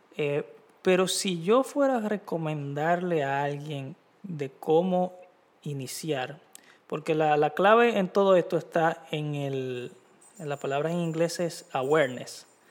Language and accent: Spanish; Dominican Republic; soy dominicano